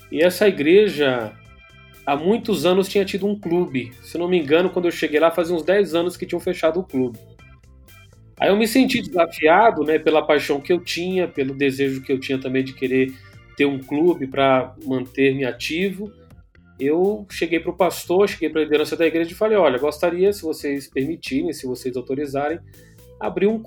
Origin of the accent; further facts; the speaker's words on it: São Paulo, Brazil; also born or lived in Rio de Janeiro / João Pessoa; Que eu nasci no Rio de Janeiro, fui criado em São Paulo, mas eu fui procurar fazer faculdade em outro estado, lá no Nordeste, lá em João Pessoa, no estado da Paraíba.